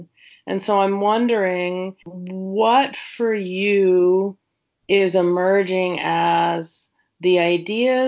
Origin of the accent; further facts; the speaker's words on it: Seattle, Washington, United States; I grew up in Seattle and went to the same high school as the great martial arts movie star, Bruce Lee